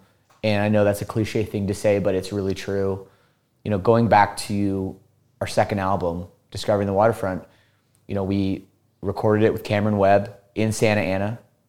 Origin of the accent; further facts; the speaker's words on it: Burlington, Ontario, Canada; also born or lived in Toronto; So we're from the Toronto area.